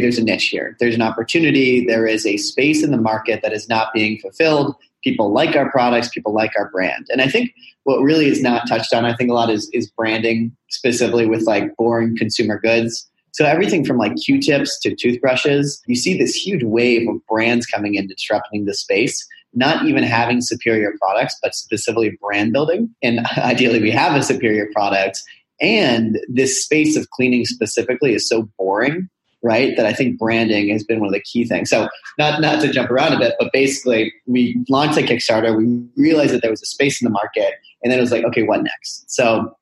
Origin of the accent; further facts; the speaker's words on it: Boulder, Colorado, United States; moved away as an adult; also born or lived in Monteverde, Costa Rica; I'm born and raised in Boulder, Colorado, super hippie and crunchy to my core